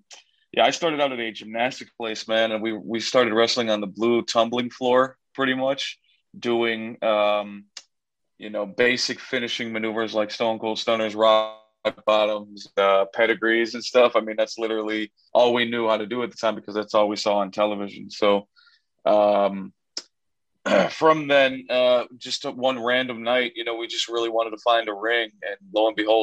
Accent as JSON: {"language": "English", "town": "Chicago", "region": "Illinois", "country": "United States", "tie": "born or raised there", "said": "an American luchador born and raised in Chicago, Illinois"}